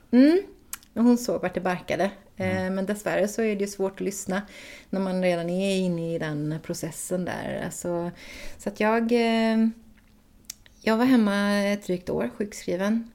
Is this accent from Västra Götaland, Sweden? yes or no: yes; Floda, Västra Götaland, Sweden; also born or lived in Gothenburg / Ljungskile / United States; född i Göteborg och sen när jag var ett så flyttade vi ut till Floda och där bodde vi tills jag var tio innan vi flyttade norrut till Ljungskile